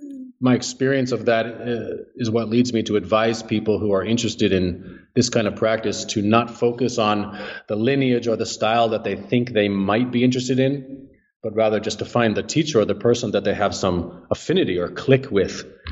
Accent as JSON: {"language": "English", "region": "New Jersey", "country": "United States", "said": "New Jersey."}